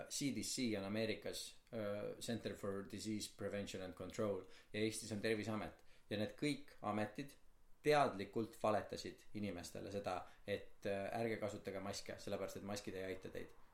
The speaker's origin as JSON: {"language": "Estonian", "country": "Estonia", "said": "sest ma olen eestlane"}